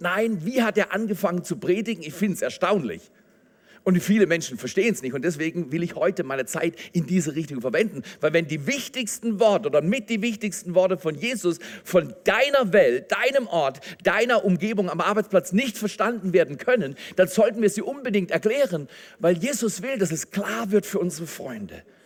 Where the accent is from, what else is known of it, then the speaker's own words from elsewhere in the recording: Germany; wir sind noch gut weggekommen als Deutsche